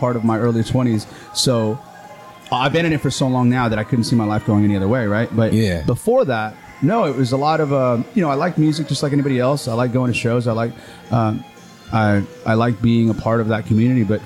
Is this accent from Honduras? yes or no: yes; Honduras; moved away; growing up in Honduras